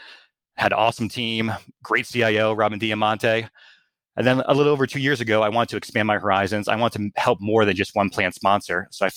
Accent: Ellington, Connecticut, United States; This is where I sit today in Ellington, Connecticut, because that's a great place to start a family because I grew up here.

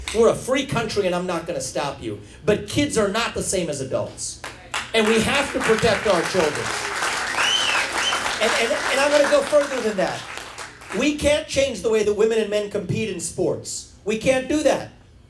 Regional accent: Ohio, United States; I grew up in Ohio in the 1990s

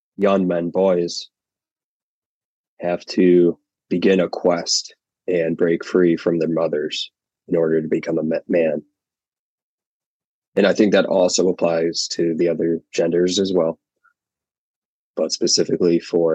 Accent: Chicago suburbs, Illinois, United States; Grew up and am in the Chicago suburbs

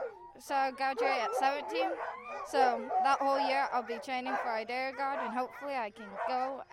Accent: Willow, Alaska, United States; Yeah, I'm from Willow.

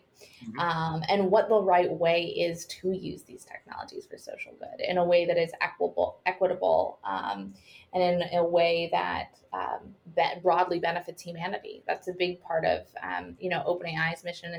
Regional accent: Seattle, Washington, United States; So I grew up in Washington, in Seattle, Washington.

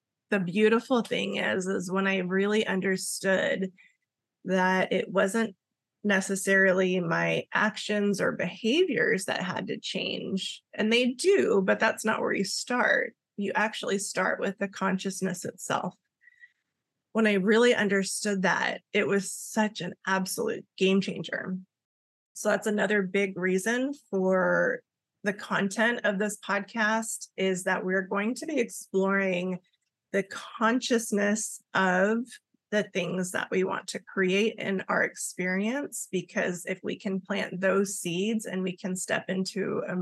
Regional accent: Los Angeles, California, United States; my mom is from Okinawa, Japan, and my dad is Welsh, and we grew up in Los Angeles, California

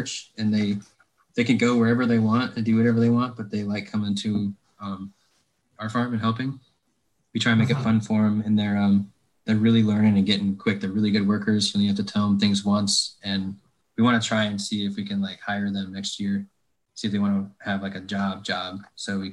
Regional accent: Northwest Ohio, United States; now in North Carolina, United States; where I grew up in Northwest Ohio

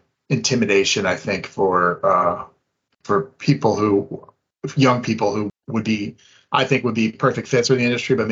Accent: Boston, Massachusetts, United States; I grew up in the Boston area

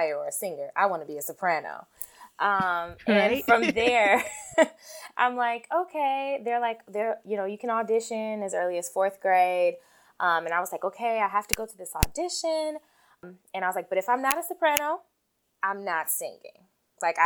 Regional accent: Chicago, Illinois, United States; I am born and raised in Chicago

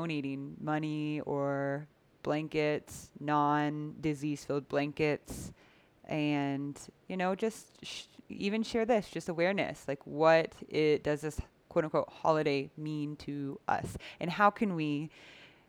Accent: United States; moved away; what I grew up with in the United States

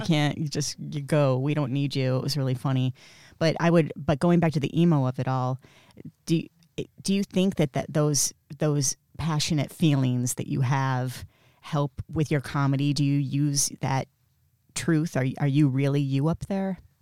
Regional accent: Flint, Michigan, United States; also born or lived in Miami / New York City; now in Los Angeles, United States; I'm not from Florida. I'm from Flint, Michigan

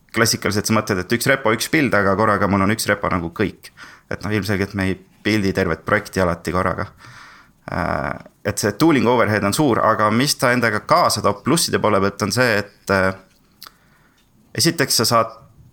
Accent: Tartu, Tartu County, Estonia; also born or lived in Sweden; Tartust ja töötan praegu äh, Veriffis

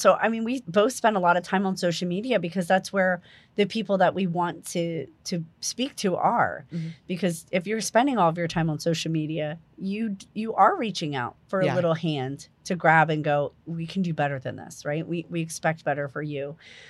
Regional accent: New Jersey, United States; moved away; I come from New Jersey. It's like a far off land. I'm originally from New Jersey.

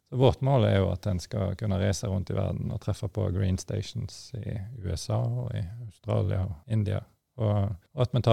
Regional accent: Stord, Vestland, Norway; jeg kom jo fra olje- og gassindustrien sjøl. Altså, jeg er jo født og oppvokst på Stord, som forhåpentligvis folk hører.

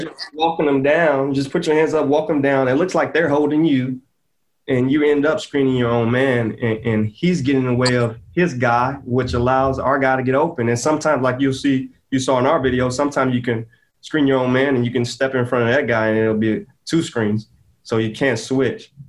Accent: Maywood, Illinois, United States; I'm from the Bellwood Maywood area

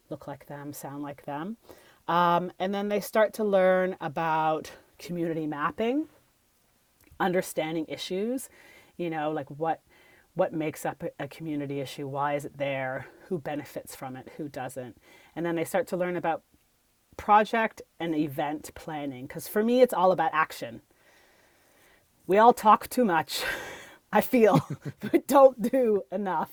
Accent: Canada; I'm a Canadian

